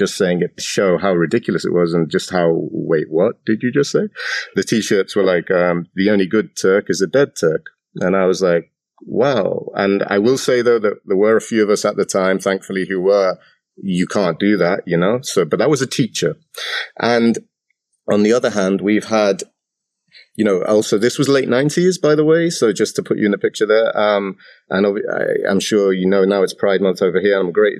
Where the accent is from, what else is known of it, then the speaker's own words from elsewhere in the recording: Cyprus; also born or lived in England; So I grew up in Cyprus and I was born in England. I came to Cyprus when I was 14.